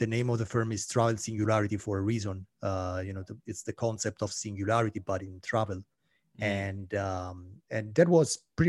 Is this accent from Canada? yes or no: no; Italy; moved away as an adult; now in Paris, France; No, I'm Italian. I'm Italian, and my French is really poor. You know, I've been living in Paris for 7 years now, but my French is so bad, you have no idea.